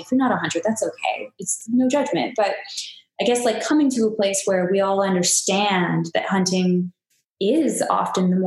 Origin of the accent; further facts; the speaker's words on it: Canada; being Canadian